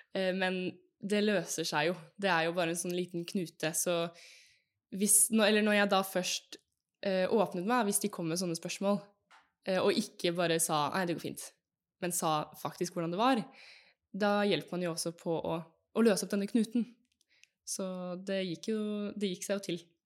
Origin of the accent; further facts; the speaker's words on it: Fredrikstad, Østfold, Norway; moved away as an adult; also born or lived in Texas; now in Oslo, Norway; jeg er fra Fredrikstad, bor nå i Oslo og studerer